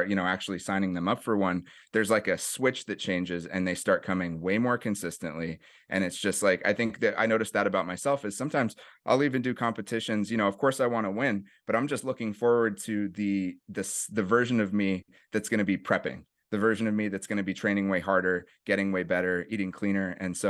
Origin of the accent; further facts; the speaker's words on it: Berkeley, California, United States; I grew up in the East Bay area, went to school for middle school and high school in Berkeley.